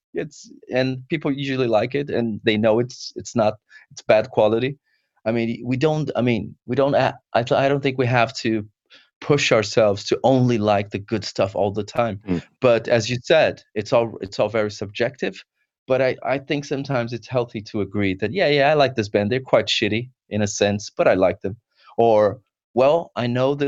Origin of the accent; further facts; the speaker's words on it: São Paulo, Brazil; now in United Kingdom; I'm not from the UK. I'm from Brazil, São Paulo, Brazil